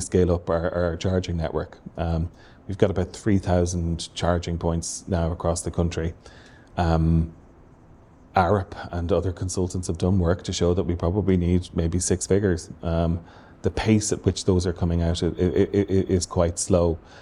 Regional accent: Waterford, Munster, Ireland; moved away; I'm from Waterford originally

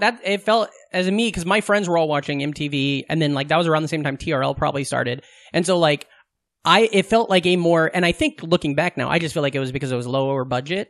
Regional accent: Southwest Iowa, United States; I grew up in Southwest Iowa

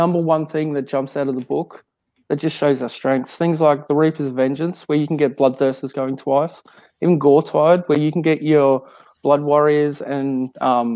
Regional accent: Queensland, Australia; I don't class myself as an Aussie. I'm a Queenslander

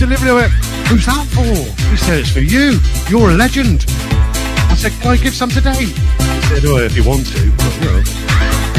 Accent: Shropshire, West Midlands, United Kingdom; we are from Shropshire

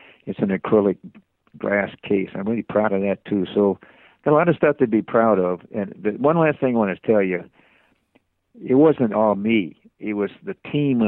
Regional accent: Midwest, United States; I grew up in the Midwest

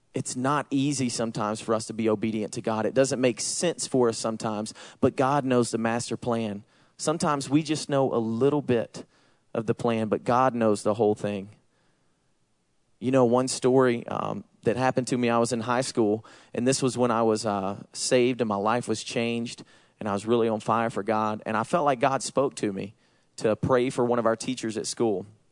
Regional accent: Georgia, United States; accent: Southern; I say y'all because I'm from Georgia. For those of you who don't know me, I have a Southern accent

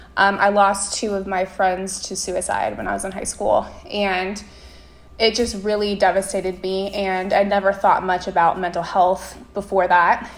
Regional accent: Las Vegas, Nevada, United States; my hometown of Las Vegas

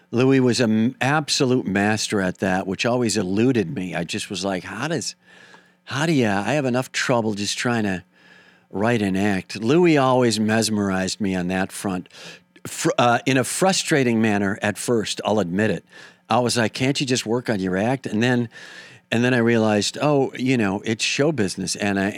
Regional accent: Wisconsin, United States; I'm from Wisconsin, but I did go on to very clearly say Minneapolis was my comedy hometown.

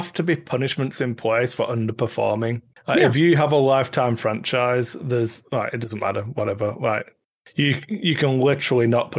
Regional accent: Wigan, North West England, United Kingdom; I'm wearing my Wigan Athletic t-shirt, my hometown football club, soccer club

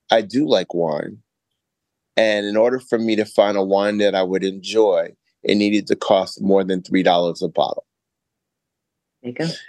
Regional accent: New York City, New York, United States; now in San Diego, United States; I'm originally from New York City, and I've crisscrossed the country and been around the world, but currently living in San Diego, California.

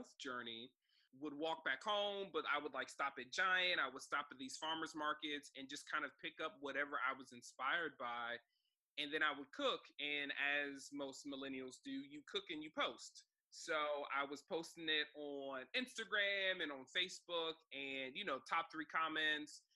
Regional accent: Silver Spring, Maryland, United States; growing up in Silver Spring, Maryland, I went to Blake High School

